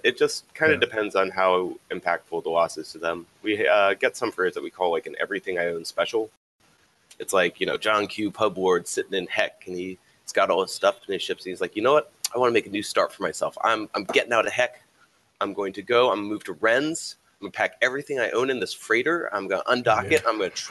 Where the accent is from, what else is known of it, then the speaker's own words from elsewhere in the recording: the South, United States; I'm from the South, so I've never been cow tipping, but I know about it.